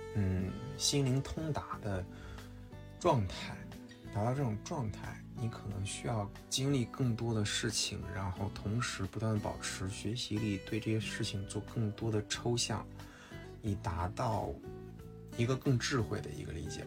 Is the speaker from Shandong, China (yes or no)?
no; Henan, China; 我是河南人